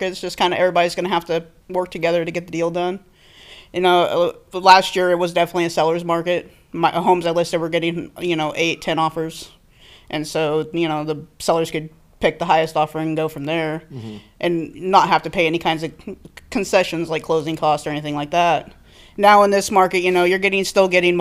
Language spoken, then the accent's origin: English; Southern Oregon, United States; moved away as an adult; now in Sacramento, United States; I was actually born and raised in Southern Oregon